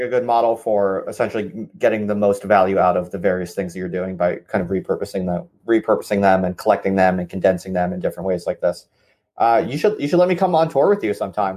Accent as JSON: {"language": "English", "country": "United States", "said": "as an American"}